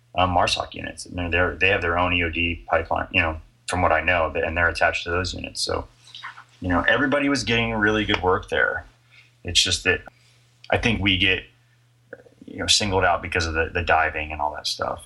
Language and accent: English; Florida, United States; moved away as an adult; also born or lived in New York City; I was born in Florida. Yeah, and then um, I went to University of Florida.